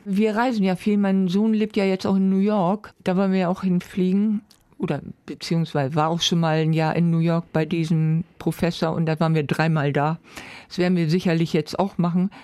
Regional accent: Bremen, Germany; also born or lived in Neustadt, Bremen; ich komme aus Walle

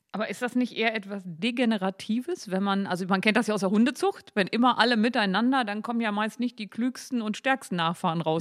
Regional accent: Gittelde, Lower Saxony, Germany; Gittle, der Harzteil, wo ich herkomme

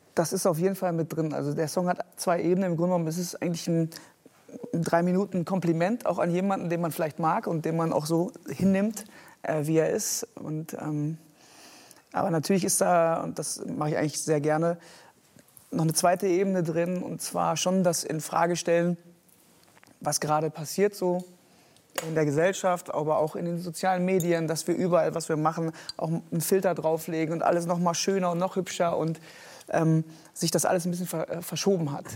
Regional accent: Geldern, North Rhine-Westphalia, Germany; now in Hamburg, Germany; ich bin auf dem Dorf groß geworden, äh, katholische Gegend im Rheinland

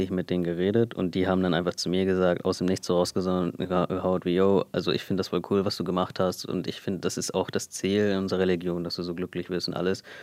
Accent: India; Und ich meinte halt, nein, ich bin Inder.

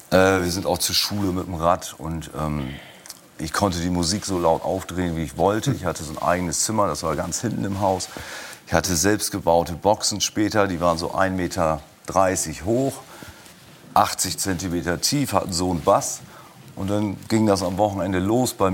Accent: Leer, Lower Saxony, Germany; born or raised there; moved away

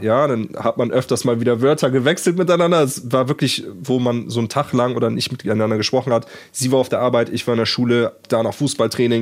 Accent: Germany; ich bin deutsch

